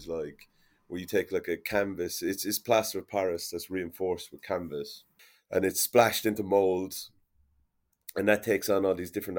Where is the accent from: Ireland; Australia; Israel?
Ireland; Limerick, Munster; when I was growing up in Limerick